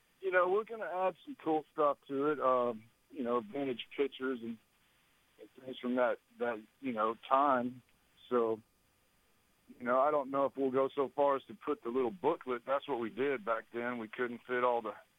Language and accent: English; Dallas-Fort Worth, Texas, United States; from Texas, Dallas-Fort Worth, Texas